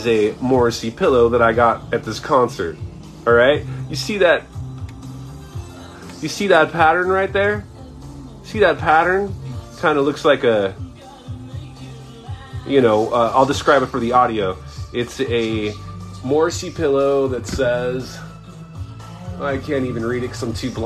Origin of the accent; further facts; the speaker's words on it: United States; being American